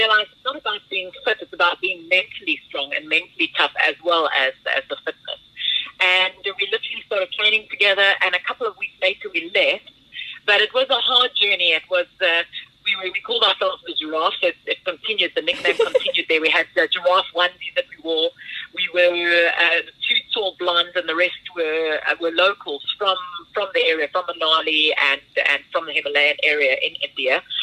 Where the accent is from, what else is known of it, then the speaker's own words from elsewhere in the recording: Pretoria, Gauteng, South Africa; I'm the girl from Pretoria, the Afrikaanse Guramaisi from Pretoria North